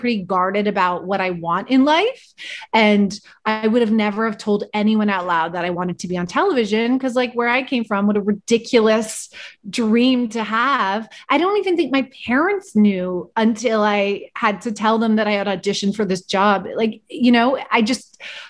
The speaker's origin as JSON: {"language": "English", "town": "Vancouver", "region": "British Columbia", "country": "Canada", "tie": "born or raised there", "moved": "yes"}